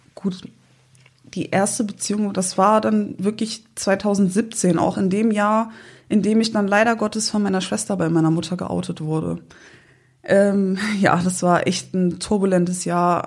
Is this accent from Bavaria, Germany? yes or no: no; Windeck, North Rhine-Westphalia, Germany; also born or lived in Sankt Augustin; aus Windeck. Also ich bin auf dem Land groß geworden